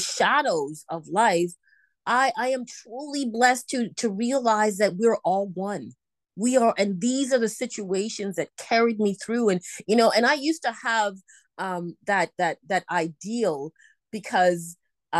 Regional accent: Toronto, Ontario, Canada; now in Vancouver, Canada; I was born and raised in Toronto, Canada

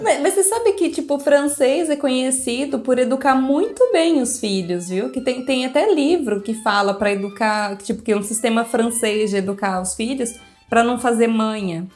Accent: Brazil; eu sou brasileira

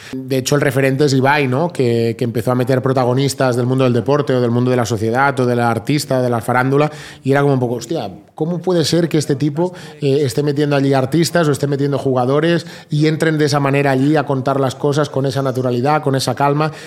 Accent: Vilanova i la Geltrú, Catalonia, Spain; mi pueblo de, Vilanova

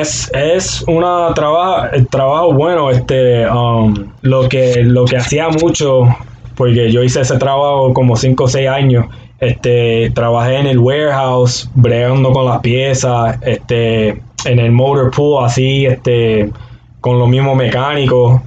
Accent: Aguadilla, Puerto Rico; moved away; soy de Aguadilla, Puerto Rico.

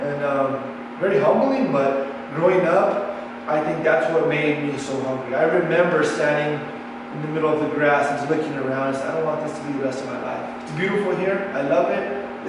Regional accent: Pecos, New Mexico, United States; also born or lived in Santa Fe, New Mexico; I was born in Santa Fe, and my mom would work two jobs, so it got kind of hard on her to raise me full time and to work as much as she was. So she sent me to my grandparents in Pecos to go to school, to live with them.

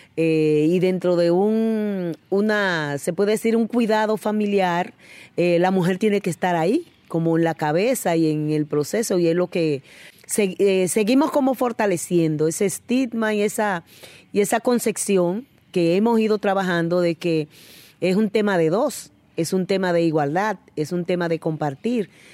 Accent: Dominican Republic; yo soy de República Dominicana.

